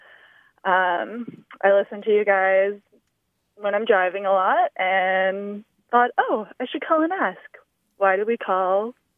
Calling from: Burlington, Vermont, United States; I'm calling from Burlington, Vermont today.

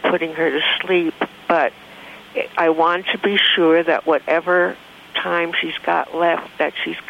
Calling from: South Lake Tahoe, California, United States; South Lake Tahoe, California.

